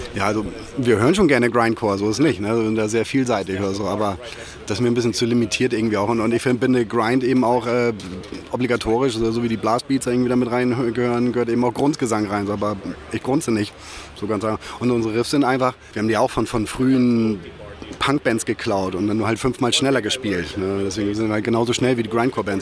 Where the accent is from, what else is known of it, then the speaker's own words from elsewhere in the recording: Germany; also born or lived in Hamburg; bin auch in so einer Kleinstadt damals in der Nähe von Hamburg eingeschult worden